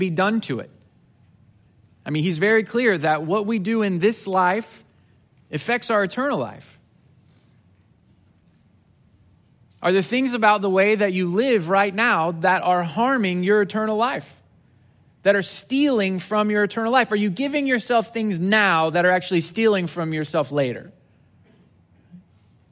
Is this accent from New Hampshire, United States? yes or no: no; Southwest Missouri, United States; moved away as an adult; now in Houston, United States; I grew up in Southwest Missouri